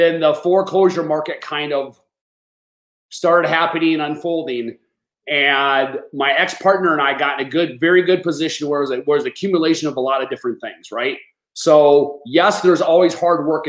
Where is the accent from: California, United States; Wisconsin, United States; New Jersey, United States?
Wisconsin, United States; Madison; moved away; I'm originally from Madison, Wisconsin